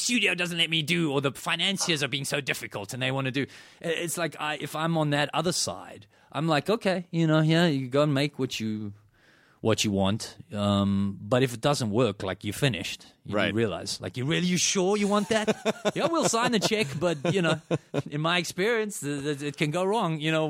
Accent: South Africa; I grew up in South Africa. It doesn't get cold there, you know.

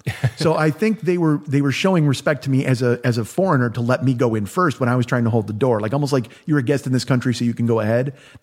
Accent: Chicago, Illinois, United States; now in Los Angeles, United States; I live in Los Angeles now. I'm from Chicago.

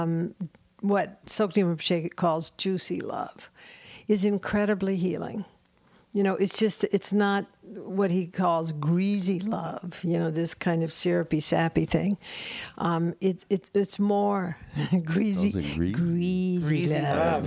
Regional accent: the South, United States; I'm from the South

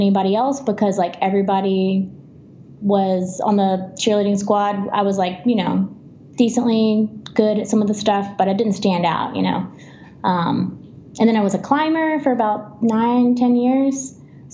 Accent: Alabama, United States; moved away as an adult; also born or lived in Tennessee; I grew up in Alabama, but I moved to Tennessee to really be in the heart of rock climbing in the South

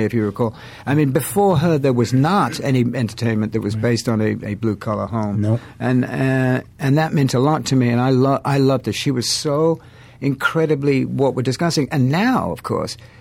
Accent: England, United Kingdom; I'm English.

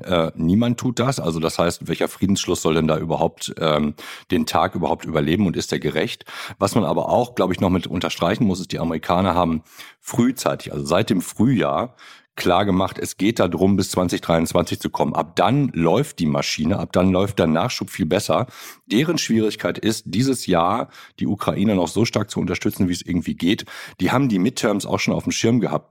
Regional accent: Germany; als Deutsche

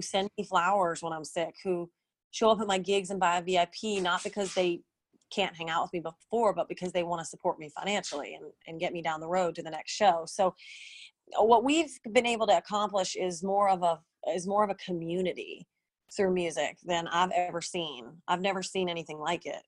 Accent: New Orleans, Louisiana, United States; moved away as an adult; now in Nashville, United States; I didn't want to move back to my hometown because um, New Orleans is kind of known for blues and jazz

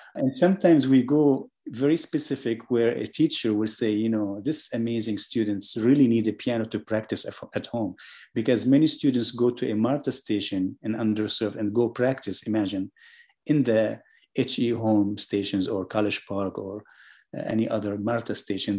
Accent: Syria; also born or lived in Germany; now in Atlanta, United States; I was born in Germany, I was raised in Syria

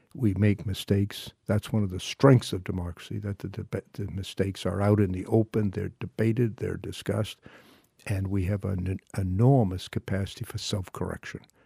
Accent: Maine, United States; I am involved in some hunger and feeding programs in my hometown and, and in other parts of our state

